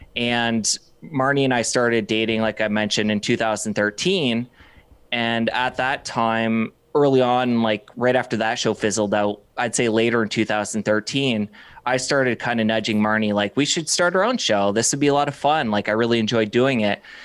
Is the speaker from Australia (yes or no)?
no; Windsor, Ontario, Canada; also born or lived in Toronto; I came back to my hometown, Windsor, Ontario